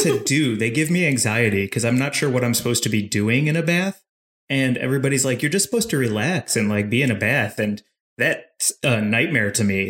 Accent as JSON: {"language": "English", "town": "St. Louis", "region": "Missouri", "country": "United States", "tie": "born or raised there", "said": "I'm from St. Louis, Missouri"}